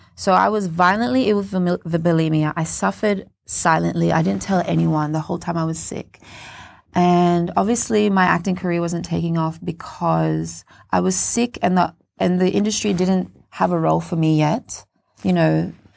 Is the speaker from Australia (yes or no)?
yes; Cairns, Queensland, Australia; also born or lived in Papua New Guinea; brought us to Cairns when I was six years old, and I grew up in Cairns